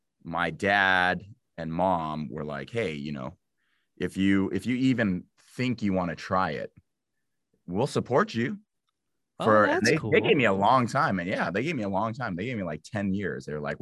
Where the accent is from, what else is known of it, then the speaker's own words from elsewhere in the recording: Los Angeles, California, United States; also born or lived in Illinois; I am from